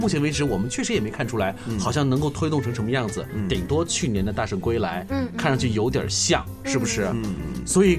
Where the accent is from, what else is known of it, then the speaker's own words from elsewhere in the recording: China; 但是你会发现我们中国人编故事还真的很讲究互补